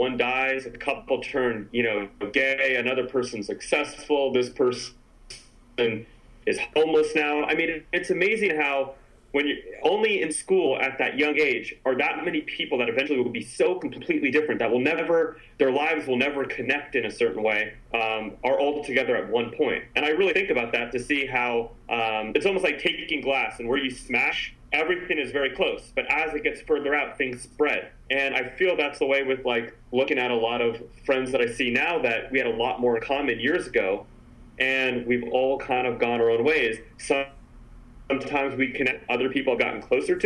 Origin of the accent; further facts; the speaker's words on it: San Francisco, California, United States; I grew up in San Francisco